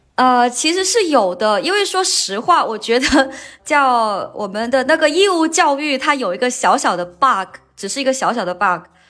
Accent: Wenchang, Hainan, China; 我其实我的老家是在这个龙楼，但是我小时候是在另一个靠近琼海的一个小镇长大的

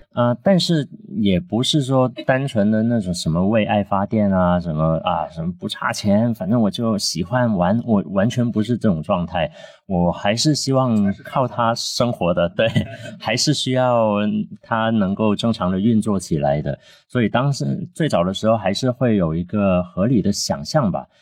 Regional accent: Guangzhou, Guangdong, China; Chinese is a second language; moved away as an adult; also born or lived in Shanghai; now in Guangzhou, China; 因为我们小时候在广州就特别流行在商场里面有那种电台直播间

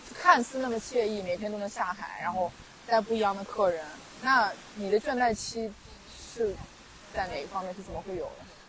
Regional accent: Xinjiang, China; 一个新疆人

